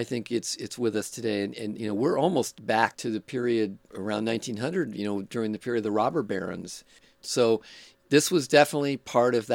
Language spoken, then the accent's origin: English; Oakland, California, United States; also born or lived in Berkeley / San Francisco; They drove me and my brother out here when I was 2, and I grew up in Oakland